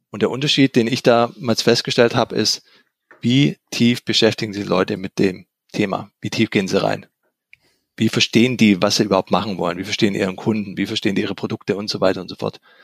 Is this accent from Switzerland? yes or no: no; Swabia, Germany; ich bin ja auch Schwabe